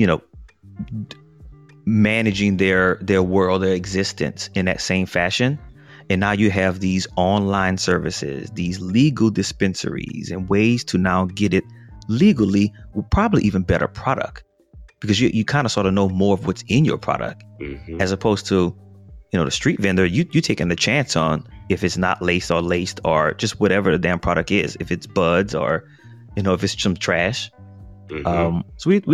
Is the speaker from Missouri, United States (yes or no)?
no; New Orleans, Louisiana, United States; I grew up in New Orleans